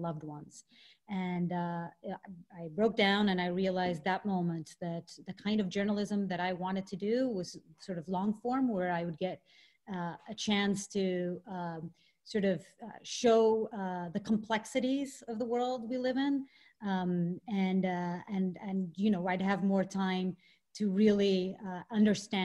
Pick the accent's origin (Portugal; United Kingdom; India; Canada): Portugal; moved away as an adult; I grew up in Portugal